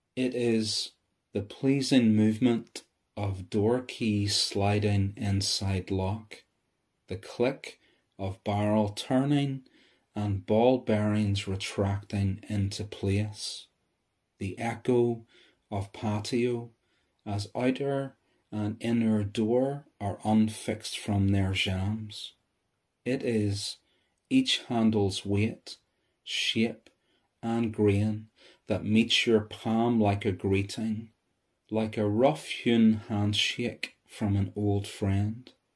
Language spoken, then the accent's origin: English; Bangor, Northern Ireland, United Kingdom; I'm from Bangor, County Down